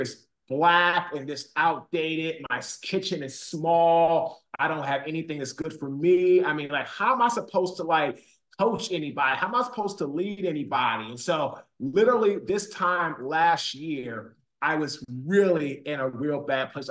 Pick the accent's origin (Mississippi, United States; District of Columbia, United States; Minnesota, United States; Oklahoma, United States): District of Columbia, United States; Washington; moved away as an adult; also born or lived in Baltimore / Raleigh; So I'm from Washington, D.C. I grew up in Washington, D.C.